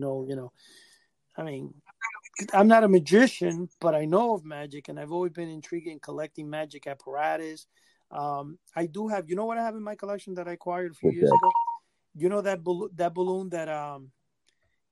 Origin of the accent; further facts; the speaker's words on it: New York City, New York, United States; I grew up in Manhattan